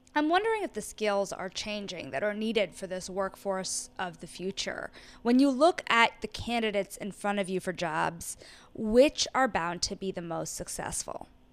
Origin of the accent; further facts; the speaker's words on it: Paramus, New Jersey, United States; I grew up in Paramus, New Jersey